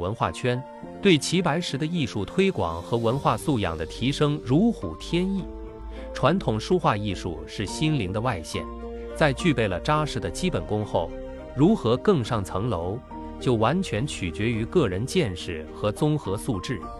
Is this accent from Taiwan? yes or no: no; Jingdezhen, Jiangxi, China; 相当生动传神，与我家乡景德镇的传统瓷板人物肖像画有异曲同工之妙。